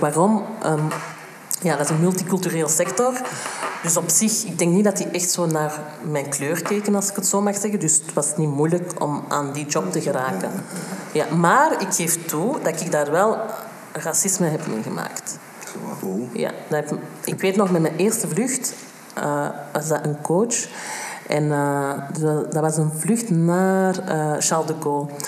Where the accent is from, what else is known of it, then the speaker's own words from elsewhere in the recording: Antwerp, Flanders, Belgium; Ik ben in Antwerpen geboren en getogen.